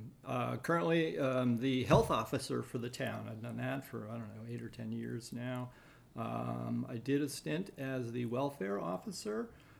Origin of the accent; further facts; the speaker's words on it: Maryland, United States; also born or lived in Massachusetts / New Hampshire; I grew up on the East Coast. We moved around quite a bit, mostly in Maryland.